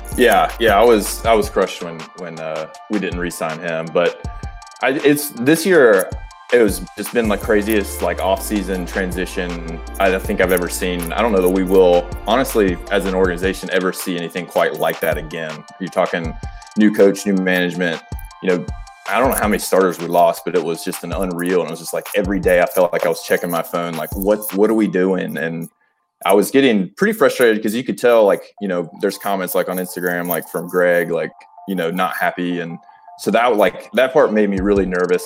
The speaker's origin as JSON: {"language": "English", "region": "North Carolina", "country": "United States", "said": "I'm from North Carolina."}